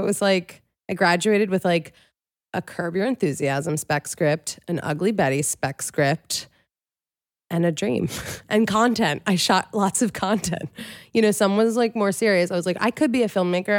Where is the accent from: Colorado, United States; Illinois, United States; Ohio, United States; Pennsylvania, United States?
Pennsylvania, United States; Philadelphia; That's where I'm from, the main line